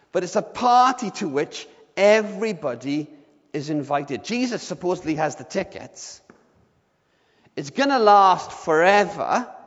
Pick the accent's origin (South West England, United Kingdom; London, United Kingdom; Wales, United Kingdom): Wales, United Kingdom; Swansea; I, when I was a, a lad growing up in Swansea, I used to hang out with a group of guys